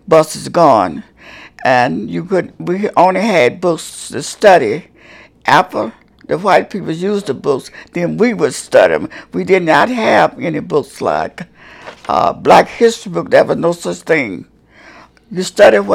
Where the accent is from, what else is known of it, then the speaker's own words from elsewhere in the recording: Marion, Alabama, United States; I was born in Marion, Alabama, 85 miles south of Birmingham, Alabama